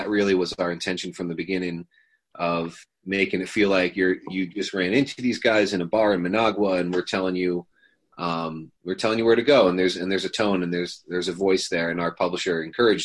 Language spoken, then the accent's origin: English; United States; also born or lived in West Virginia / Pittsburgh, Pennsylvania; I grew up in West Virginia and Pittsburgh